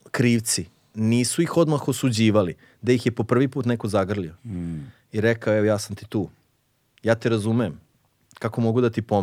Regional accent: Mišićevo, Vojvodina, Serbia; ja sam rođen u Mišićevu, to je jedno selo u, tamo najmanje selo u opštini Subotici.

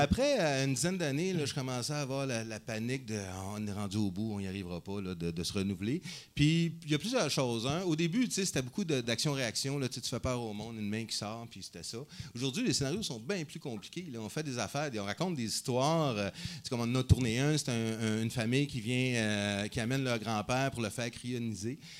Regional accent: Montreal, Quebec, Canada; Montréal, euh, Québec, hein, Canada

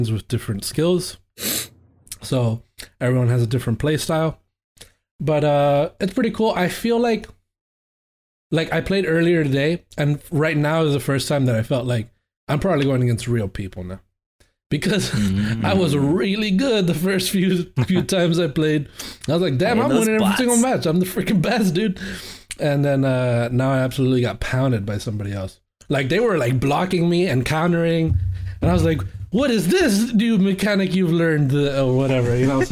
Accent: Miami, Florida, United States; moved away; I'm from Miami, so I'm used to that sort of heat.

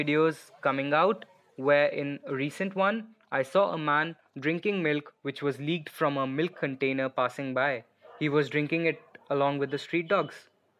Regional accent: Lucknow, Uttar Pradesh, India; now in New Delhi, India; I'm a visual artist and a documentary photographer based in New Delhi, India. I was born and brought up in Lucknow, capital city to the most populous state in India, Uttar Pradesh

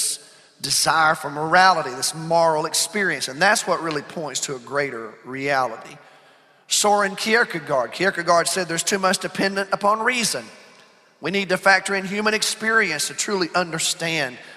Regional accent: United States; speaking as an American

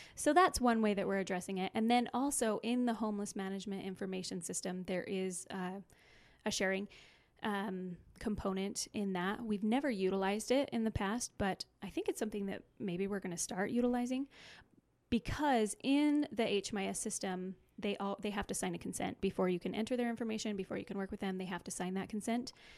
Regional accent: Cache Valley, Utah, United States; I'm actually from Cache Valley

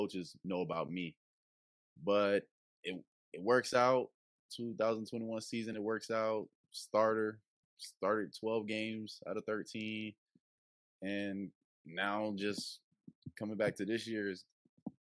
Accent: Kingstree, South Carolina, United States; also born or lived in Greeleyville, South Carolina; I am from King Street, South Carolina. I am alumni of C. Murray High School, located in Greeleyville, South Carolina. Winsburg County is a small county near Charleston, the Monk's Corner area. That's where I basically grew up my whole life, in a small rural town

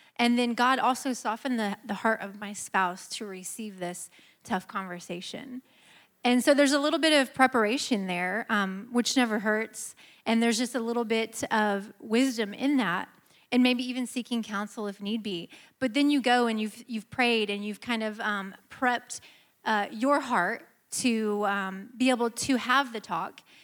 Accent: Midwest, United States; moved away as an adult; now in Georgia, United States; we're from the Midwest, but we've lived in Georgia, thank you, for the last almost seven years

